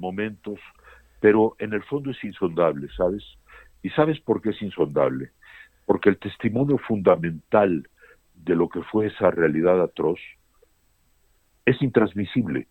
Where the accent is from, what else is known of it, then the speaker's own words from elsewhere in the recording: Mexico; Yo no me considero más mexicano que, que un mexicano de 10 generaciones, pero tan mexicano como cualquiera.